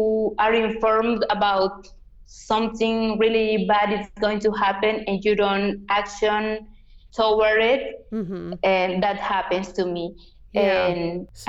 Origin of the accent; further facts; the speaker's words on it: Yucatán, Mexico; first language Yucatec Maya; English is a second language; also born or lived in Cochabamba, Bolivia; I grew up in an environment where everyone were speaking Mayan, so I learned it